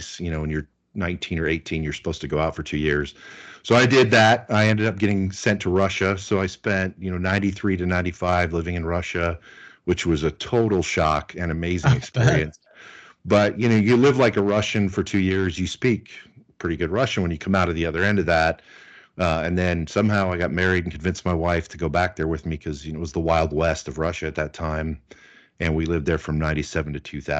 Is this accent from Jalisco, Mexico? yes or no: no; Mexico City, Mexico; moved away as an adult; also born or lived in Luxembourg / Ireland / Austin; I grew up in Mexico City